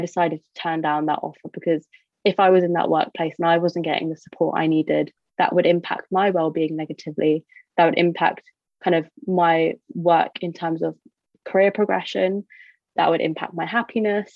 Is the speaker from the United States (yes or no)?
no; United Kingdom; I identify as British Indian